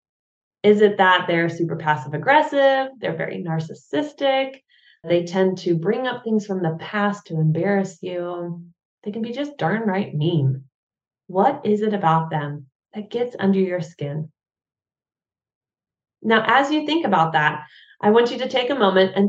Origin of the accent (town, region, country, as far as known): United States; now in Germany